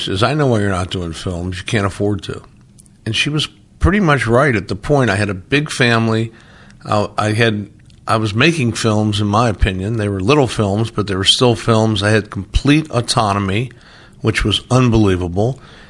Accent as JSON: {"language": "English", "region": "Midwest", "country": "United States", "tie": "born or raised there", "said": "I grew up in the Midwest. I have Midwestern tastes."}